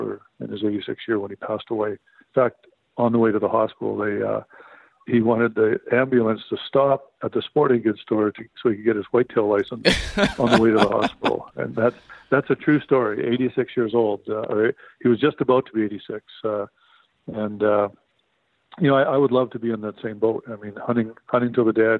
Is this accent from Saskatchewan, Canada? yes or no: yes; Saskatchewan, Canada; I grew up in Saskatchewan, Canada